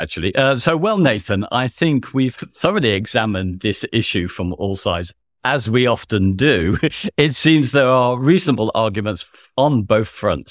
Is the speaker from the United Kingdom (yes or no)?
yes; United Kingdom; we're both British